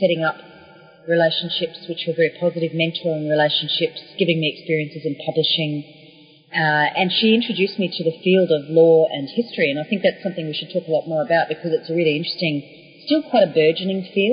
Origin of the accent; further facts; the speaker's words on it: Australia; moved away as an adult; also born or lived in Melbourne, Australia; now in New Zealand; But originally I'm an Australian, and when I put the book together I was still based in Melbourne in Australia